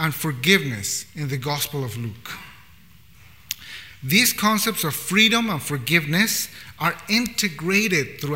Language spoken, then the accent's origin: English; Bolivia; now in Vancouver, Canada; I come from a context from Bolivia, which is a beautiful, beautiful country